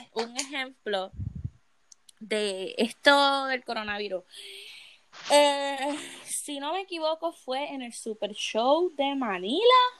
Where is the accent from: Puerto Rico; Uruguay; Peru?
Puerto Rico; en mi país, que es un país donde el eh, es trópico, acá no baja de 95